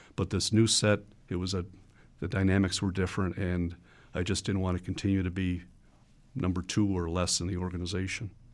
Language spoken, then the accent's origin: English; Buffalo, New York, United States; growing up in the Buffalo area